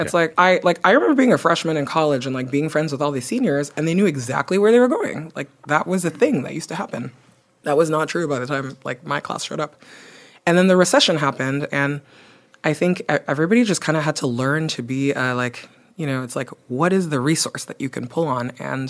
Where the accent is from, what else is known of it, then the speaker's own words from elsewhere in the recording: Belgium; also born or lived in Nigeria / Guinea; now in United States; I grew up in Belgium and in Nigeria. I am originally from Guinea.